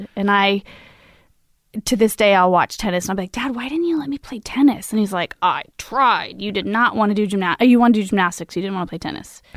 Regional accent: Imperial Valley, California, United States; I grew up, uh, in Lind of San Diego in the desert, Imperial Valley

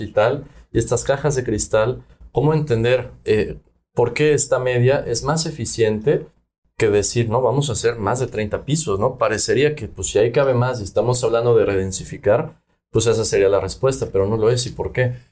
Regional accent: Mexico; now in Yucatán, Mexico; como latinos, como mexicanos y como habitantes en Yucatán

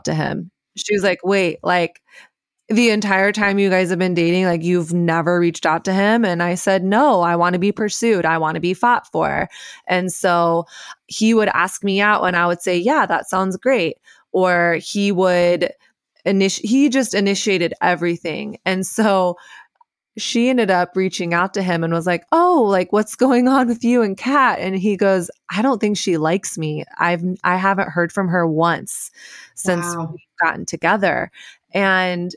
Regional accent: the South, United States; growing up in the South

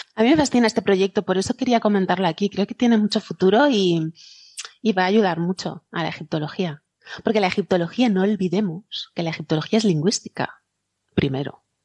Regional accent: near Villajoyosa, Valencian Community, Spain; de Villajoyosa, aquí cerca de mi tierra

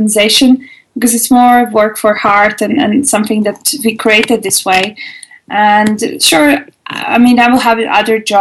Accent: Latvia; moved away as an adult; now in Germany; originally, actually, I'm from Latvia

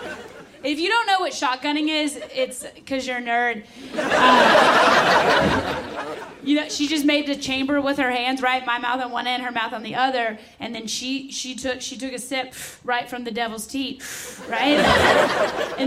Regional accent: the South, United States; moved away; I'm from the South

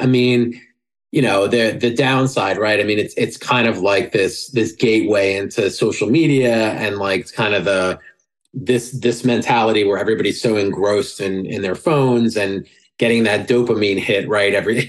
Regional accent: New York, United States; I'm a New Yorker. I talk like I like that conversational style, right?

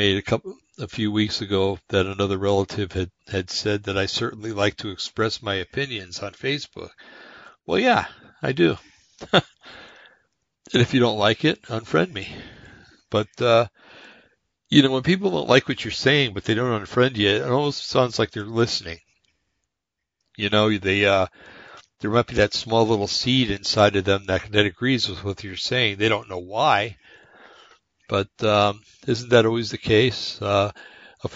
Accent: New Jersey, United States; moved away; I'm from New Jersey

